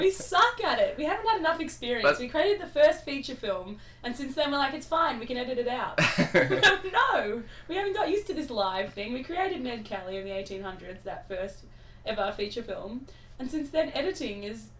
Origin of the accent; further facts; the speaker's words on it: Australia; There's just one of those cultural things that I did not share in as an Australian.